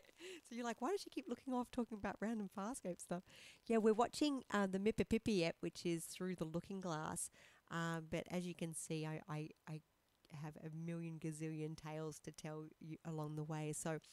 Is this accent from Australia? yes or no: yes; Perth, Western Australia, Australia; born there; Perth is where I was born. I was born in St. John of God in Subiaco, right?